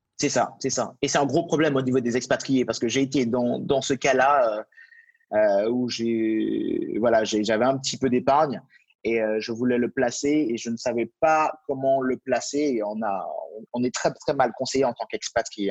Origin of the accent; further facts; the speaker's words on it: Martinique; moved away; je viens d'une île aussi, donc je viens de Martinique à l'origine